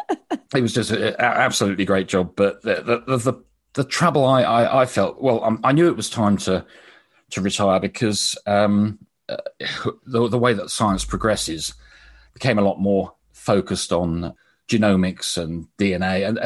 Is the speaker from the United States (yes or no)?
no; Brighton, South East England, United Kingdom; born there; But I was born in Sussex, in Brighton, and I had a fascination with insects right from my earliest age.